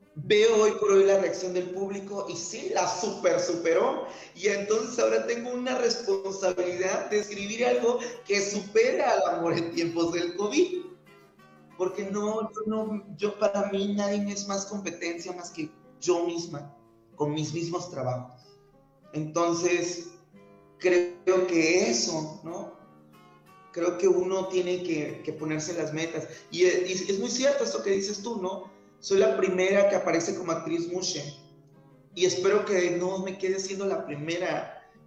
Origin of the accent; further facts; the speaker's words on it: Tehuantepec, Oaxaca, Mexico; la idiosincrasia de mi pueblo si vivo allá afuera